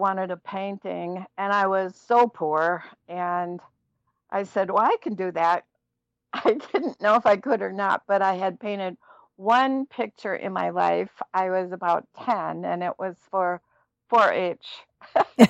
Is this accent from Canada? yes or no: no; Minneapolis, Minnesota, United States; I'm from Minneapolis